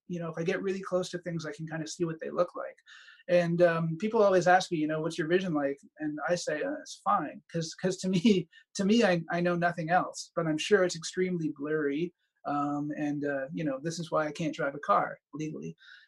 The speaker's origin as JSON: {"language": "English", "region": "Connecticut", "country": "United States", "tie": "born there", "said": "I was actually born in the States. I was born in Connecticut."}